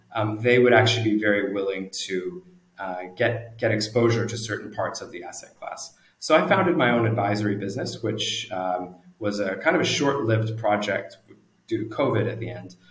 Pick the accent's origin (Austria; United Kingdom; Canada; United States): Canada; moved away as an adult; also born or lived in New Zealand; now in Singapore; I'm originally Canadian. I uh, grew up in Canada, lived there for many years